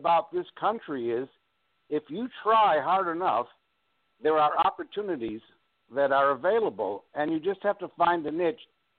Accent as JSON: {"language": "English", "town": "Cleveland", "region": "Ohio", "country": "United States", "moved": "yes", "lives_now": "Long Island, United States", "said": "We're in Long Island, but we've been around. I'm originally from Ohio."}